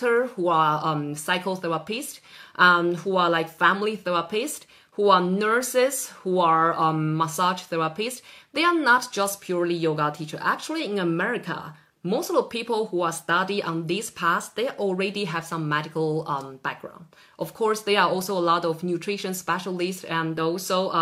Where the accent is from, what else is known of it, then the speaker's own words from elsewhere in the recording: Taiwan; now in Norway; I'm from Taiwan originally